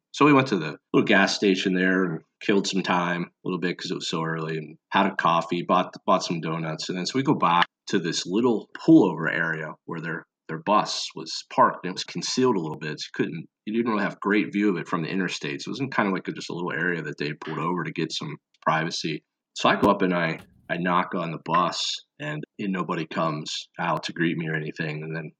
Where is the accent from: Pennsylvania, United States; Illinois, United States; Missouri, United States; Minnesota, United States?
Pennsylvania, United States; moved away; also born or lived in Maryland; Growing up in Pennsylvania